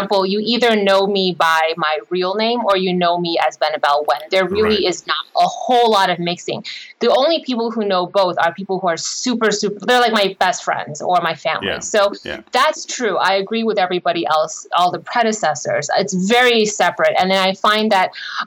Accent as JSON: {"language": "English", "country": "United States", "said": "I am Asian American"}